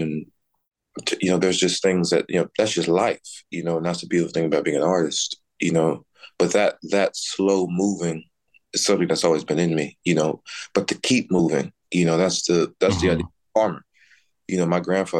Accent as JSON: {"language": "English", "town": "Dallas", "region": "Texas", "country": "United States", "tie": "born or raised there", "moved": "yes", "said": "I grew up in Texas and spent my time between, you know, Dallas and our family farm down in central Texas"}